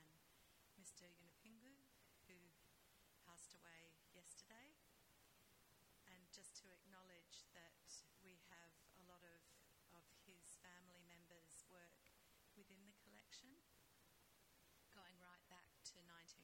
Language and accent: English; the Darling River, far western New South Wales, Australia; My family are Barkindji people. We're from the Barker, our Darling River, in far western New South Wales